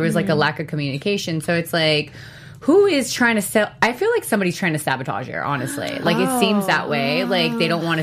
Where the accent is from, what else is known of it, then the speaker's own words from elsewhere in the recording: the Bay Area, California, United States; Growing up in the Bay Area, there's a lot of, you know, Asians